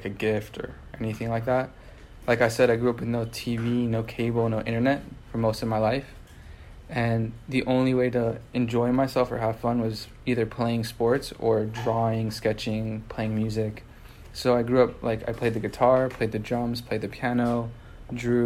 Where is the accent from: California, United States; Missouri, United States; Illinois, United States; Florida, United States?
California, United States; Los Angeles; first language French; English is a second language; I grew up in Los Angeles, California